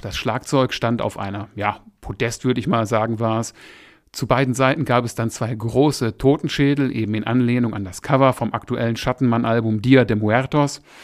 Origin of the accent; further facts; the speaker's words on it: Essen, North Rhine-Westphalia, Germany; Ich bin ja ursprünglich aus Essen